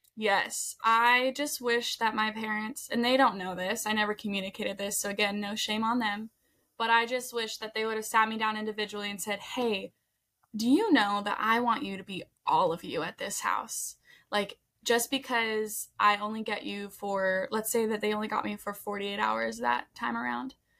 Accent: Colorado, United States; we're from Colorado

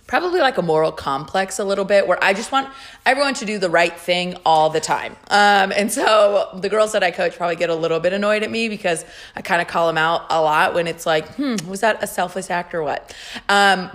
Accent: California, United States; Me and my roommate were from California

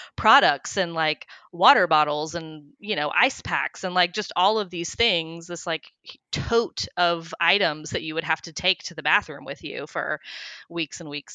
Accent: Johnson City, Tennessee, United States; also born or lived in Oklahoma; We actually moved to Tennessee from Oklahoma when I was, like, in grade school

